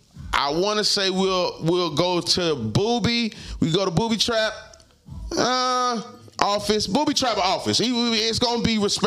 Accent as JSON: {"language": "English", "town": "Palm Beach", "region": "Florida", "country": "United States", "said": "I'm from Palm Beach. Just a crib. I probably know these niggas."}